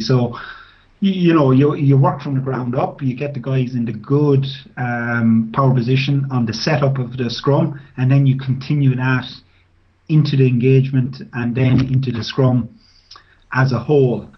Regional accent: Tullamore, Leinster, Ireland; I started off playing as a as a young guy at six years of age with my local club, which was uh, Tullamore Rugby Club

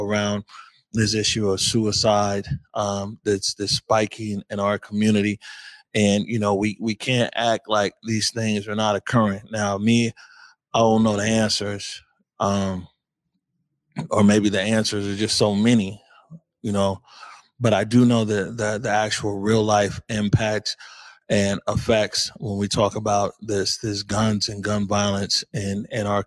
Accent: Seattle, Washington, United States; for a lot of us here growing up in Seattle

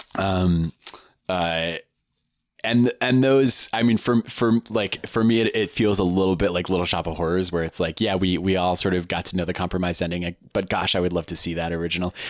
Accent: Palo Alto, California, United States; I grew up in the Bay Area in a, in, in a little town called Palo Alto

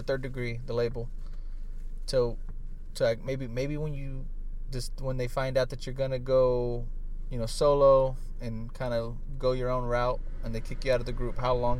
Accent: San Antonio, Texas, United States; also born or lived in Smithville, Texas; even for myself from San Antonio

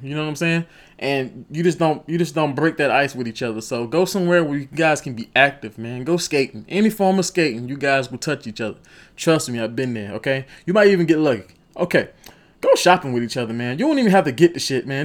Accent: Rock Hill, South Carolina, United States; I'm from Rock Hill, South Carolina

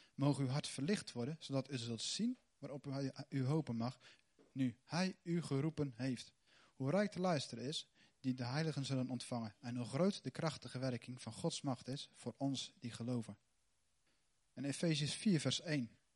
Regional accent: Netherlands; wij als Nederlanders

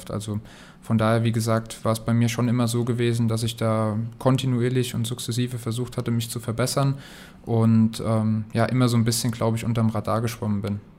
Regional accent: Kaiserslautern, Rhineland-Palatinate, Germany; Jeder, der mich kennt, weiß, ich komme aus Lautern ich habe noch andere Zeiten als kleiner Junge, als Fan miterlebt vom FCK

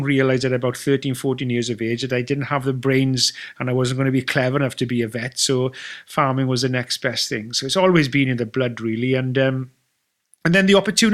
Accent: Wales, United Kingdom; as a Welshman

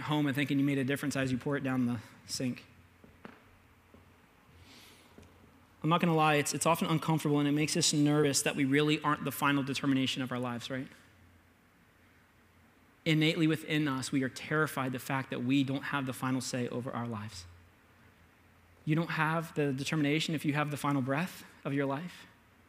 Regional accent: United States; I'm an American

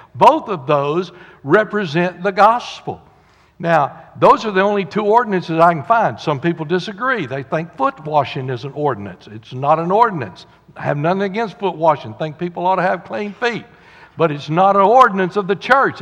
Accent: the South, United States; We're from the South

